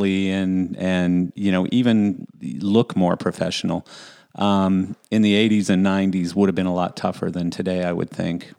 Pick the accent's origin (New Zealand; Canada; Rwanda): Canada; Western Canada; I come from Western Canada